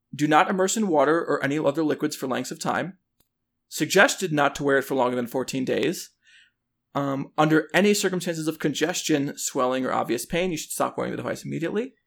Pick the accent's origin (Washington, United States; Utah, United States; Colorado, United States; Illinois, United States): Illinois, United States; Chicago; I grew up in Chicago or the Chicago suburbs.